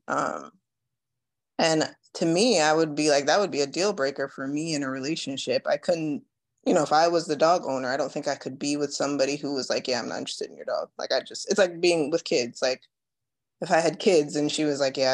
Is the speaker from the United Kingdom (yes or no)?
no; Jamaica; I was born in Jamaica